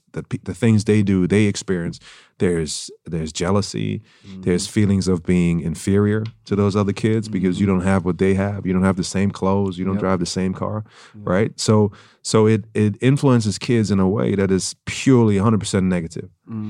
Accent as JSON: {"language": "English", "country": "Germany", "tie": "born or raised there", "also_born_or_lived": "Vienna, Austria", "first_language": "German", "second_language": "English", "moved": "yes", "said": "Born in Austria, in Vienna. Mm-hmm. Grew up in Germany. My mom's German."}